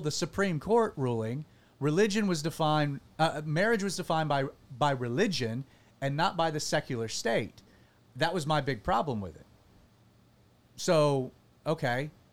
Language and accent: English; United States; as an American